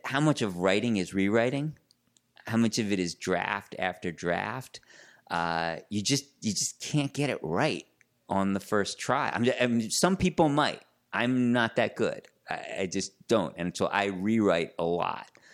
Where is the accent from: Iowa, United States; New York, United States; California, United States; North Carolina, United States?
New York, United States; Larchmont; I grew up in Larchmont, New York, uh, which is a little suburb just north of, uh, New York City, northeast